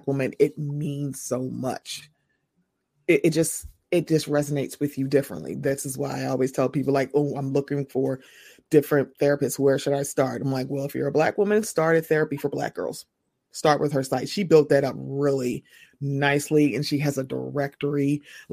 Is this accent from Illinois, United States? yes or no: yes; Chicago, Illinois, United States; I'm from Chicago